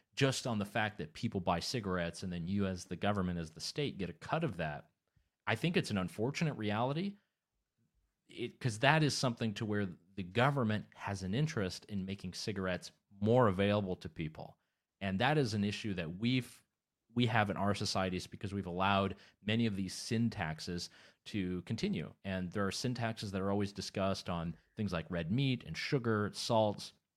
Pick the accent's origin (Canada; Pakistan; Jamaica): Canada; I'm originally from Canada